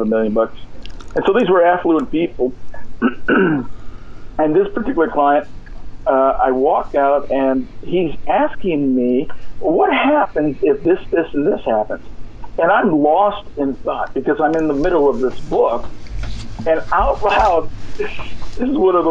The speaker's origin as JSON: {"language": "English", "region": "California", "country": "United States", "moved": "as an adult", "said": "I'm from California. I don't live there now"}